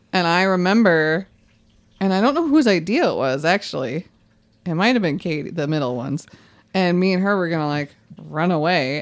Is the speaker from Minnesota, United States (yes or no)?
yes; White Bear Lake, Minnesota, United States; growing up in White Bear Lake